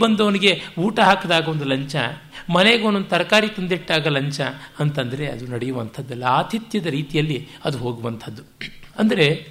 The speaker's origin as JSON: {"language": "Kannada", "town": "Bengaluru", "region": "Karnataka", "country": "India", "said": "ಬೆಂಗಳೂರಿನ ನನ್ನ ಊರು ಅಂತಲೇ ಭಾವಿಸಿರುವ ನನಗೇ"}